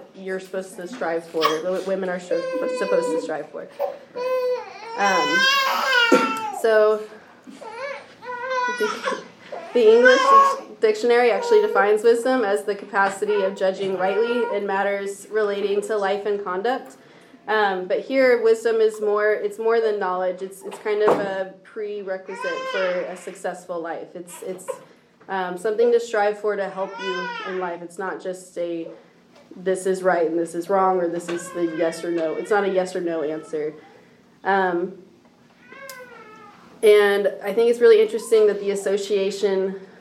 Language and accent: English; Nolensville, Tennessee, United States; I grew up here in Nashville, in Nolensville, more specifically